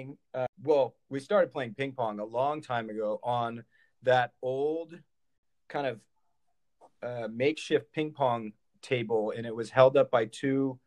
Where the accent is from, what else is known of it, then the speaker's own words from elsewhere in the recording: California, United States; I am from California